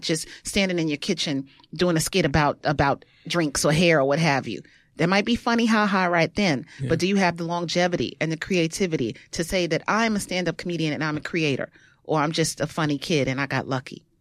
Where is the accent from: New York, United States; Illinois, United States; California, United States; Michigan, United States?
New York, United States; New York City; I am from Brooklyn, born in Bed-Stuy, raised in Bushwick, lived all over the place, East New York, Crown Heights